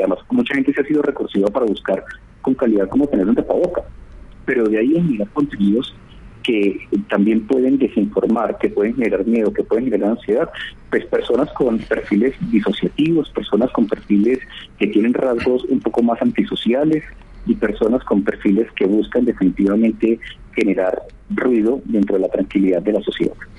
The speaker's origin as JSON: {"language": "Spanish", "country": "Colombia"}